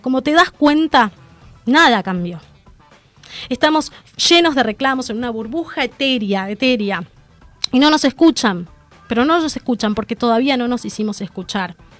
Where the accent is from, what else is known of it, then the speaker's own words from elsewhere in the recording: Argentina; como ciudadana argentina